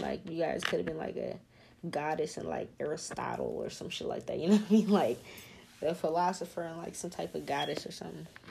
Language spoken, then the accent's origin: English; New Orleans, Louisiana, United States; I'm from New Orleans